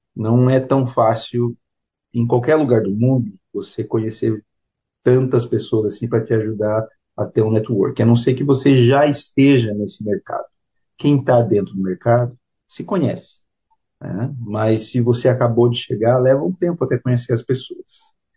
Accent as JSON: {"language": "Portuguese", "town": "Curitiba", "region": "Paraná", "country": "Brazil", "moved": "as an adult", "lives_now": "New Zealand", "said": "Eu sou de Curitiba e eu fiz economia na FAI, que é o Centro Universitário Franciscano do Paraná"}